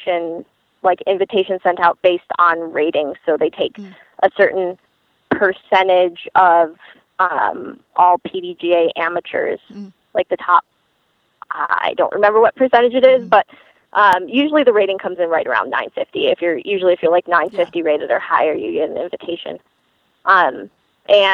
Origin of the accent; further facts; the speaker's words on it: Michigan, United States; I grew up in Michigan